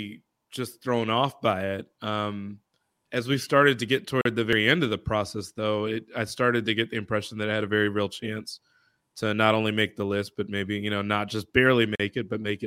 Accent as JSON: {"language": "English", "town": "Chicago", "region": "Illinois", "country": "United States", "said": "I'm a Chicagoan myself"}